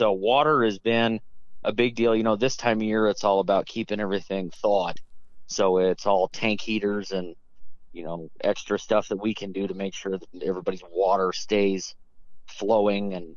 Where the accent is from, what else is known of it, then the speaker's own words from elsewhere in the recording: Colorado Springs, Colorado, United States; I grew up in Colorado Springs, so born and raised right here